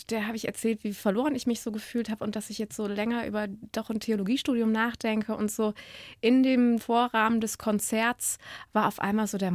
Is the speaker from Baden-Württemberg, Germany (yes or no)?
no; Cologne, North Rhine-Westphalia, Germany; Ja, ich bin eine Kölsche Mädchen und ich habe ein Praktikum machen dürfen in Wien.